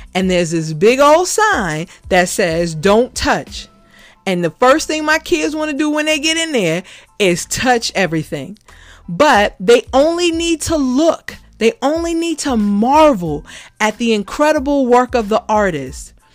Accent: New York City, New York, United States; as a kid growing up in the Bronx

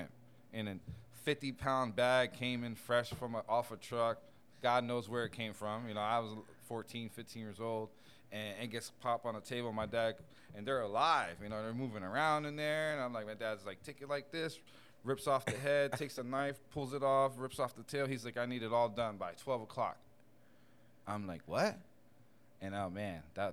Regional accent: Bethlehem, Pennsylvania, United States; moved away; also born or lived in Puerto Rico; I'm from Bethlehem, Pennsylvania.

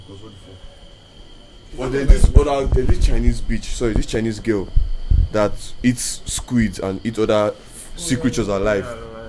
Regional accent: Rivers State, Nigeria; I'm from River State, from Canada.

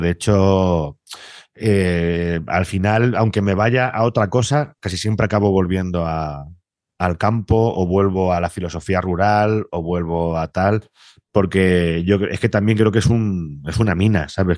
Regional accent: Castilla-La Mancha, Spain; la suerte que tenemos los de Castilla-La Mancha

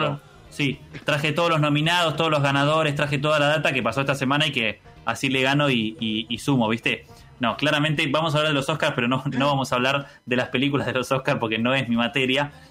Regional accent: Argentina; soy argentino

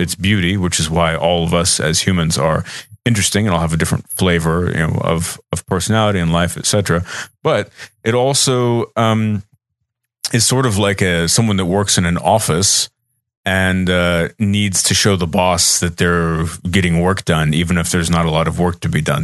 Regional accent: Austin, Texas, United States; I'm from Texas. I'm from Austin

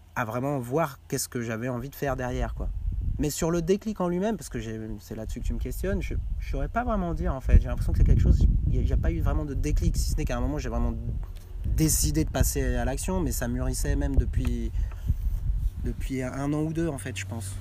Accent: Quevillon, Normandy, France; mon bled de Quevillon

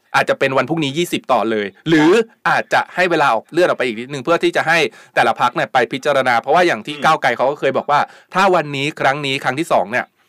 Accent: Thailand; first language Thai; เราถือว่าพวกเราโชคดีมากนะที่เกิดเป็นคนไทยแล้วก็เกิดมาได้ได้ใช้ภาษาไทยตั้งแต่เกิด

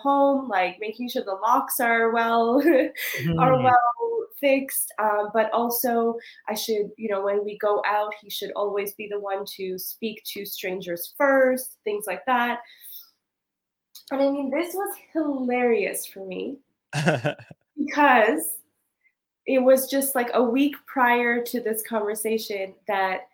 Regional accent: Montreal, Quebec, Canada; moved away as an adult; now in West Africa; growing up in the Caribbean community and NDG

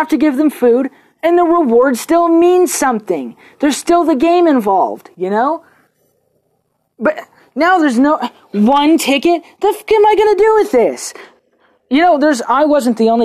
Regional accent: United States; me being American

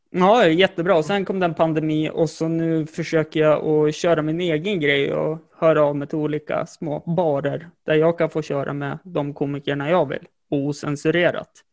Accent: Jämtland, Sweden; jag är jämtlänning

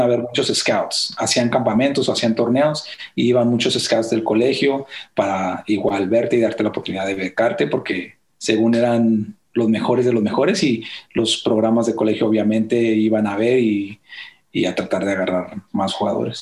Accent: Dallas, Texas, United States; also born or lived in Ciudad Juárez, Mexico / Wylie, Texas; yo crecí ahí en Dallas

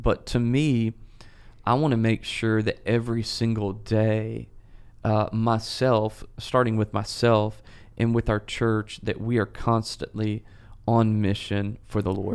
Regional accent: Memphis, Tennessee, United States; moved away; I'm originally from Memphis

